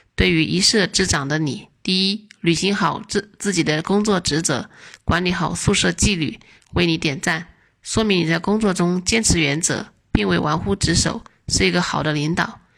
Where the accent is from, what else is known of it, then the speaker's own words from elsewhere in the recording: Zhongshan, Guangdong, China; 我来自广东中山，是一个二孩妈妈，儿子十四岁，女儿四岁